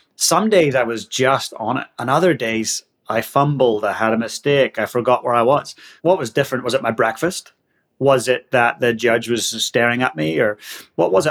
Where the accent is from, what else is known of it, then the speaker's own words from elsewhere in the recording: Northern Ireland, United Kingdom; moved away as an adult; now in Christchurch, New Zealand; I'm from Northern Ireland and I've been living down in the Antipodes for the last 16, 17 years grew up in a little working class town just north of Belfast